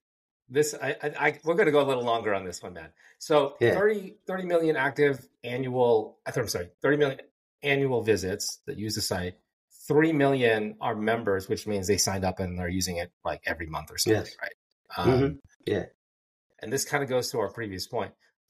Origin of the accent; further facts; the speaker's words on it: Philippines; Then when I'm in South India or in the West, people absolutely know I'm Filipino.